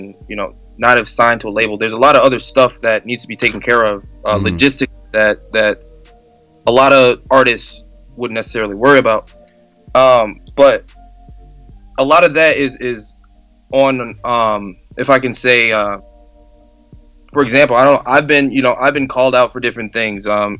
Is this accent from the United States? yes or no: yes; Chicago, Illinois, United States; now in Des Moines, United States; I'm from Chicago originally, and you don't see many people move into Des Moines, Iowa to pursue music.